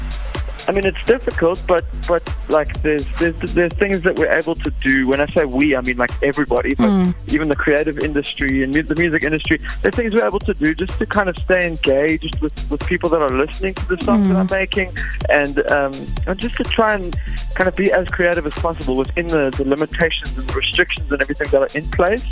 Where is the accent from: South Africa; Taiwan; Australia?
South Africa; Fish Hoek, Western Cape; I grew up in Fishhook, small little town there, just kind of basically Cape Town.